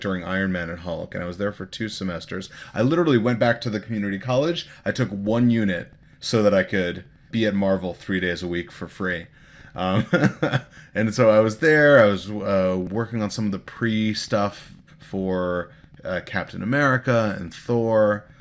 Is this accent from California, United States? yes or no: yes; Los Angeles, California, United States; I grew up here in Los Angeles